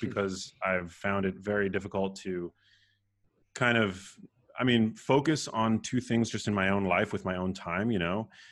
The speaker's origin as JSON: {"language": "English", "town": "New York City", "region": "New York", "country": "United States", "tie": "born or raised there", "also_born_or_lived": "Remsenburg, Long Island / Miami", "moved": "as an adult", "said": "I was, uh, born and raised in New York City, um, in Manhattan, in a neighborhood called Murray Hill"}